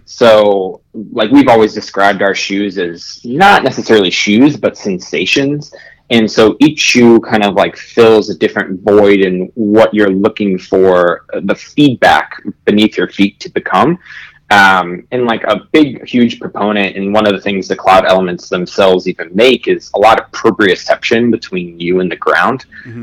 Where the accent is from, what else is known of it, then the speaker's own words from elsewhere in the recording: Florida, United States; my home state in Florida